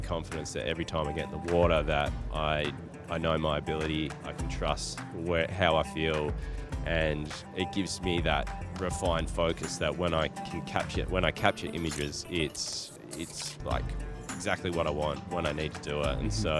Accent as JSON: {"language": "English", "region": "southwest of Western Australia", "country": "Australia", "tie": "born or raised there", "accent": "Australian", "said": "I grew up in a small country town in the southwest of Western Australia"}